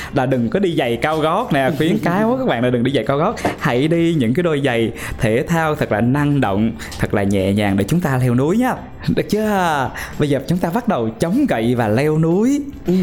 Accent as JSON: {"language": "Vietnamese", "town": "Pleiku", "region": "Gia Lai", "country": "Vietnam", "tie": "born or raised there", "said": "tại thành phố Pleiku"}